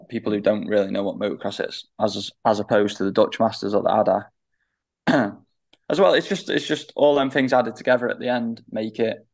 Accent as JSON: {"language": "English", "country": "United Kingdom", "said": "British Championship because it's my home championship"}